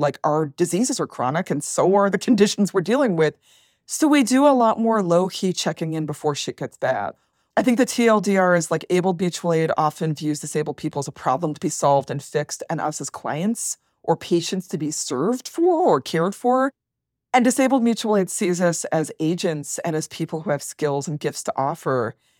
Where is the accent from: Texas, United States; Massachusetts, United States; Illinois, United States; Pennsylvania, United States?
Massachusetts, United States; Worcester; moved away as an adult; also born or lived in Toronto; I grew up working class, lower middle class in Worcester, Massachusetts